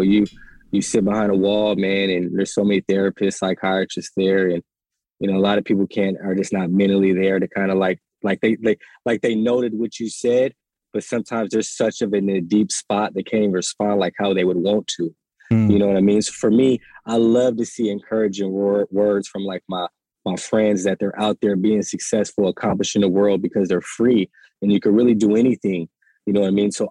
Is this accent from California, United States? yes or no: yes; California, United States; I was locked up in Kansas. I'm from California.